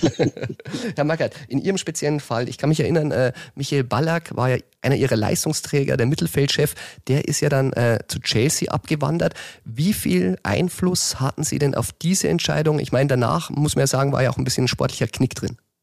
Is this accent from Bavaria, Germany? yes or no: yes; Chiemgau, Bavaria, Germany; wie er durch meine Heimat radelt